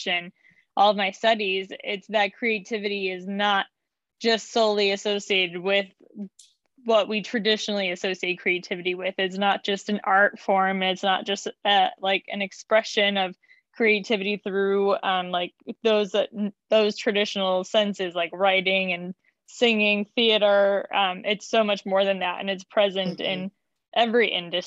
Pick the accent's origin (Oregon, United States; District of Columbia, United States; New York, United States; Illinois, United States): Illinois, United States; Chicago; I am from Chicago, and I have lived here most of my life, except for a few little stints